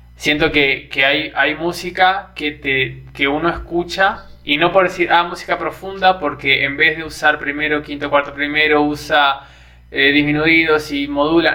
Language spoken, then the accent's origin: Spanish; Argentina; now in Brazil; ahora estando en Brasil, cada vez que extraño a Argentina